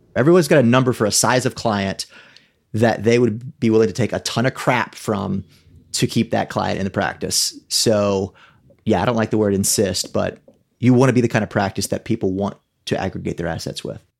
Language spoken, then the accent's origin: English; South Louisiana, United States; growing up in South Louisiana